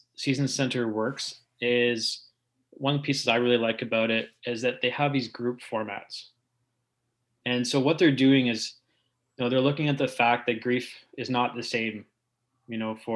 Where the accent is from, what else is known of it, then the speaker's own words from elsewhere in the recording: Barrie, Ontario, Canada; also born or lived in Waterloo / Greater Toronto Area; I did grow up in the Barrie area during the 80s and 90s before heading off to university in Waterloo.